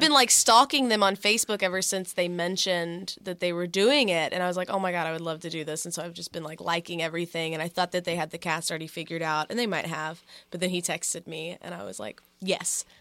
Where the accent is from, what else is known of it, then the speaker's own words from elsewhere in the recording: Texas, United States; now in Philadelphia, United States; we're both not from Philadelphia. So I went back home to Texas